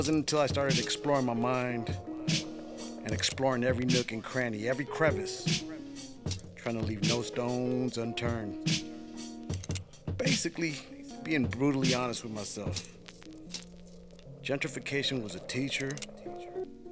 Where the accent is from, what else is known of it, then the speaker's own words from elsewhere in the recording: Los Angeles, California, United States; I grew up in Los Angeles, Silver Lake / Echo Park